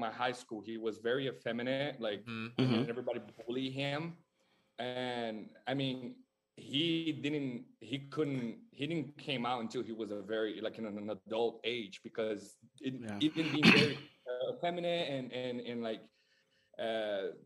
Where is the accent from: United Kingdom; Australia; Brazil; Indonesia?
Brazil; moved away as an adult; now in Los Angeles, United States; I'm born and raised in Brazil, so I moved here in LA like 10 years ago